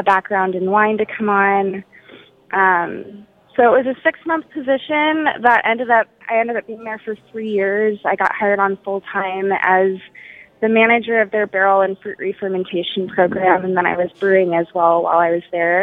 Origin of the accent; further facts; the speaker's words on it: Austin, Texas, United States; moved away; I'm from Austin